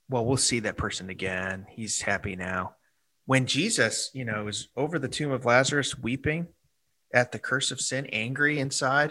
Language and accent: English; Chicago, Illinois, United States; my hometown of Chicago